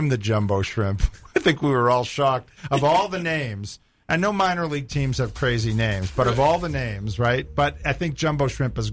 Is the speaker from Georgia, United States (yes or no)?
no; Boston, Massachusetts, United States; born or raised there; moved away; also born or lived in Florida